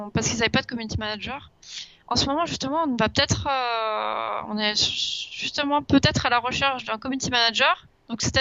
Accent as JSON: {"language": "French", "town": "Toulouse", "region": "Occitania", "country": "France", "tie": "born there", "said": "Je suis né à Toulouse en 1996."}